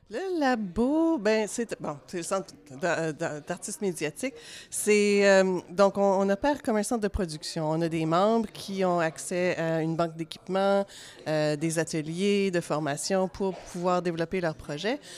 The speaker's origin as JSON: {"language": "French", "town": "Ottawa", "region": "Ontario", "country": "Canada", "tie": "born or raised there", "said": "moi, j'ai grandi à Ottawa, euh, ce qui est une, ville très bilingue"}